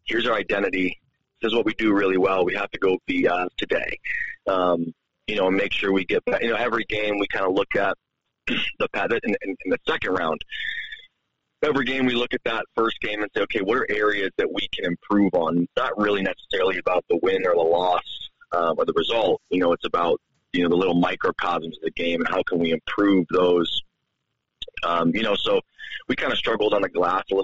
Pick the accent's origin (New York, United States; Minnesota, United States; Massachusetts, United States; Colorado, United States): New York, United States; now in Helena, United States; growing up in New York